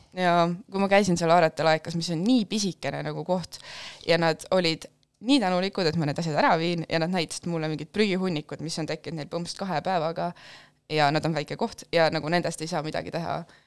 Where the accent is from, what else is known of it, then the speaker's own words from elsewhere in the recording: Pärnu, Pärnu County, Estonia; ma olen äh, Pärnust pärit